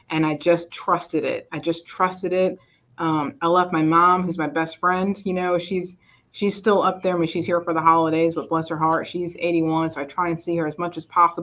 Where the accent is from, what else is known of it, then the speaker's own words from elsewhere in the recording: New York, United States; moved away as an adult; now in Georgia, United States; I was born and raised in New York